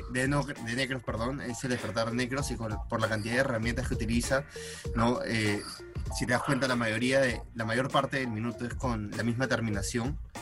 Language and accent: Spanish; Peru; somos peruanos